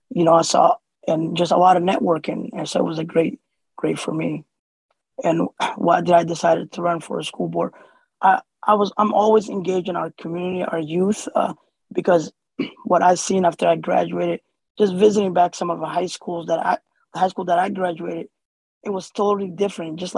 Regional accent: Somalia; born there; moved away; Originally, I was born in Somalia. Uh, my family came here in 96 uh, as a refugee uh, in the summertime, with, speaking no English.

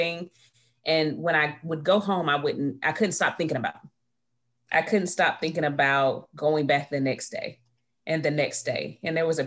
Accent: Midway, Florida, United States; moved away as an adult; also born or lived in Salisbury, North Carolina; I'm actually from a little small city right outside of Tallahassee, Midway, Florida

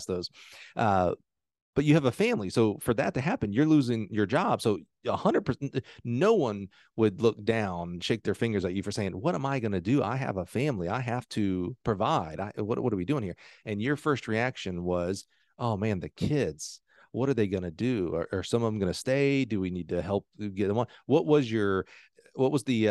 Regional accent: Alabama, United States; I'm from Alabama

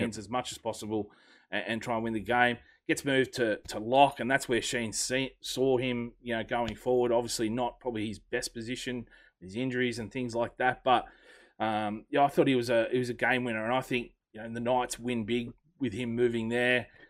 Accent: Australia; I'm an Australian

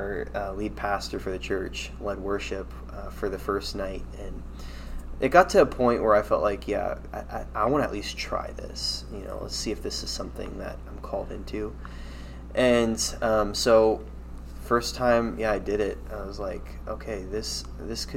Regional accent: Fredericksburg, United States; Mennonite Christian Assembly was a church I grew up in Fredericksburg.

